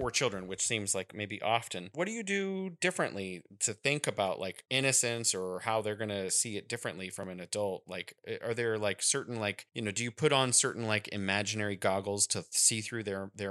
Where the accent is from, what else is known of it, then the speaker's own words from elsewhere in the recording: San Francisco Bay Area, California, United States; I'm from the Bay Area